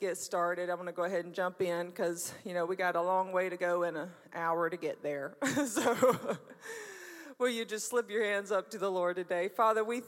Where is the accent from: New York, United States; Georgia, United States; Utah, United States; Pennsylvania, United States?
Georgia, United States; Brunswick; moved away as an adult; also born or lived in Jesup, Georgia; I was born in Brunswick, Georgia